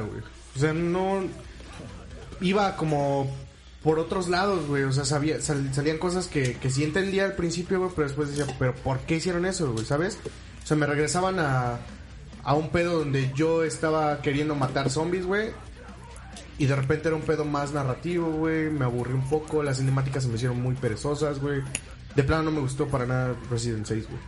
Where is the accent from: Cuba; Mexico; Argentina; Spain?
Mexico; Orizaba, Veracruz; en los mercados de aquí de Orizaba